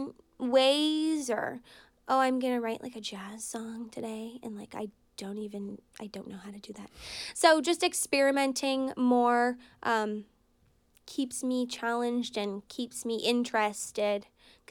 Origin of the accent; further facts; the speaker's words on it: Brattleboro, Vermont, United States; I grew up in Brattleboro, Vermont, which is artsy, eccentric type of town.